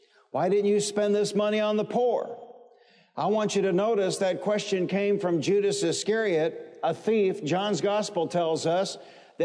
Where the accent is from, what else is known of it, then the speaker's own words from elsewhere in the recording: Detroit, Michigan, United States; I grew up in the Motor City. I grew up in Detroit